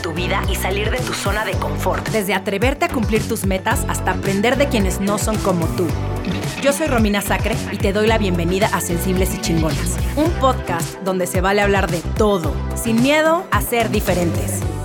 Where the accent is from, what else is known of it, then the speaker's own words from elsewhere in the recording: Mexico City, Mexico; soy de la Ciudad de México creo que se escucha en mi acento